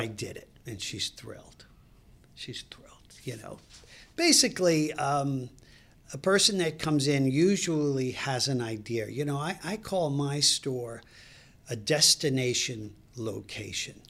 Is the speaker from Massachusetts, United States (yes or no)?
no; Brooklyn, New York, United States; moved away as an adult; also born or lived in Fairfax, Virginia; now in Clifton, United States; I grew up in Brooklyn